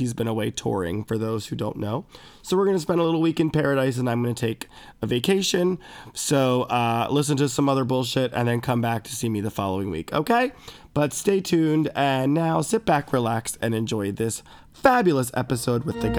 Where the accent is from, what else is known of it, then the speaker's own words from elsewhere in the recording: Westminster, Maryland, United States; I grew up in Westminster